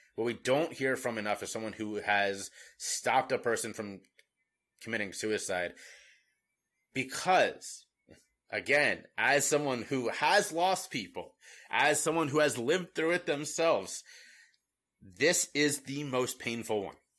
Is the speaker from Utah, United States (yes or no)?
no; Cincinnati, Ohio, United States; moved away; I was from Cincinnati, Ohio